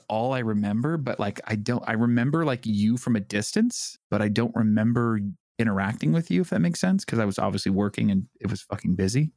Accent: San Diego, California, United States; I grew up in San Diego

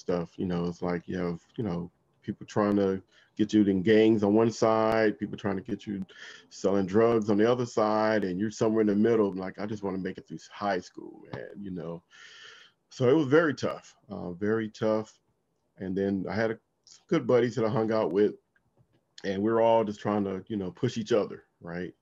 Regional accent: Compton, California, United States; now in Washington, D.C. area, United States; I grew up in uh, Compton, California

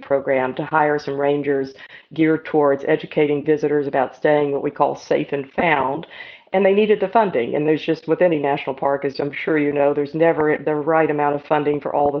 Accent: Atlanta, Georgia, United States; I grew up in Atlanta and had more kind of an urban childhood

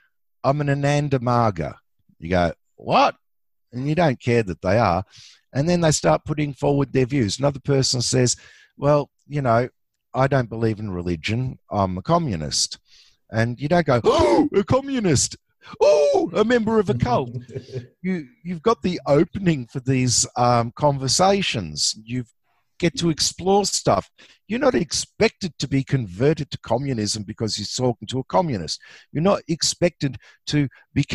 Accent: Australia; I'm an Aussie.

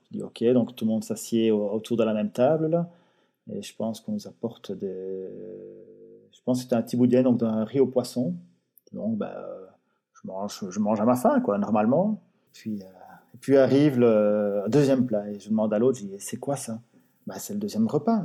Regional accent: Belgium; je suis belge

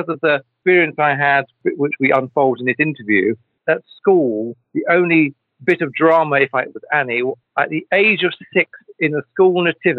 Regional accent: South East England, United Kingdom; accent: Kent; my mother didn't want me to be speaking like the local Kent accent. So he talking like I came from London and talking like that.

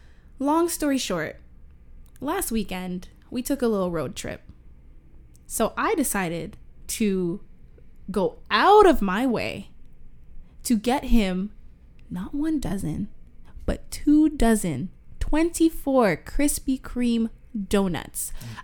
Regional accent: Toronto, Ontario, Canada; We're from Toronto.

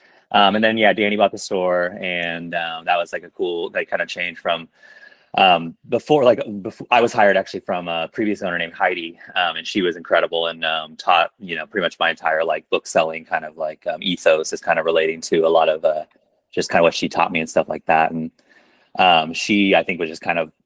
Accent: Topeka, Kansas, United States; also born or lived in Chicago, United States / Brooklyn, United States; now in Lawrence, United States; I grew up in Topeka

